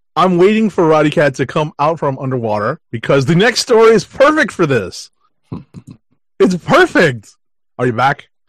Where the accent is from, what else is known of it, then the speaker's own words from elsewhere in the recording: New York, United States; as a New Yorker, um, I'm basically commuting to the con every day